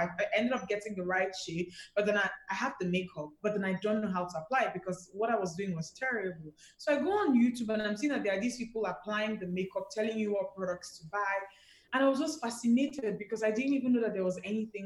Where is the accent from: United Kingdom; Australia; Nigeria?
Nigeria; Enugu, Enugu State; I grew up in Enugu